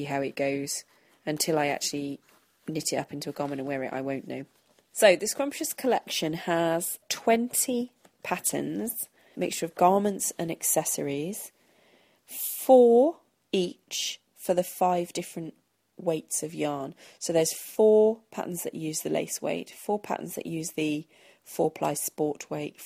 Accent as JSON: {"language": "English", "town": "Thame", "region": "South East England", "country": "United Kingdom", "tie": "born or raised there", "said": "where I grew up in Tame, there isn't much of an Oxfordshire accent at all"}